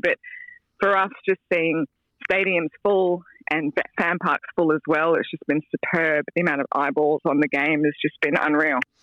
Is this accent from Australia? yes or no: yes; Australia; as an Aussie